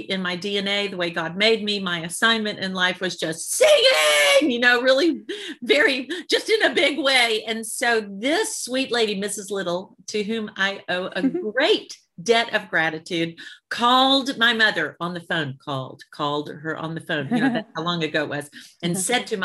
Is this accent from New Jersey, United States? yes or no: no; Birmingham, Alabama, United States; I'm a Southern girl. I'm from Alabama. So I grew up in Birmingham